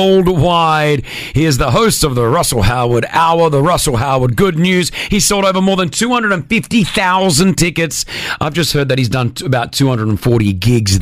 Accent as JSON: {"language": "English", "country": "Australia", "tie": "born or raised there", "moved": "yes", "said": "growing up in Australia, we didn't watch a lot of football"}